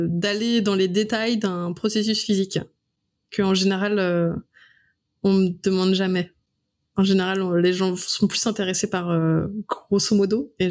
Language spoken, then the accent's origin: French; Brittany, France; moved away as an adult; also born or lived in Lyon; moi, je suis bretonne.